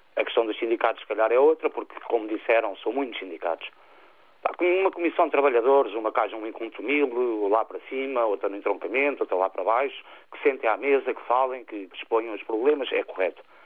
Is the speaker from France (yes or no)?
no; Tomar, Centro, Portugal; eu sou natural de Tomar